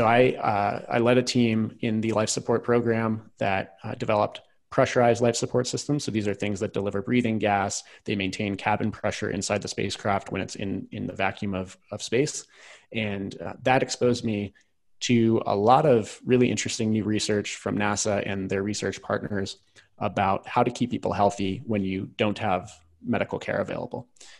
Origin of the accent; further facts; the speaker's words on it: rural Virginia, United States; I grew up in rural Virginia, about an hour south of Washington, D.C.